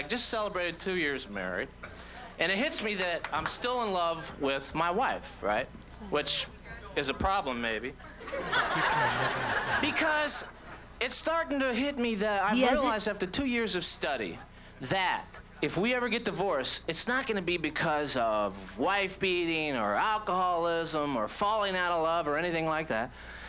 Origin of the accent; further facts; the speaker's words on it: Orlando, Florida, United States; So, I'm from Orlando originally, which isn't...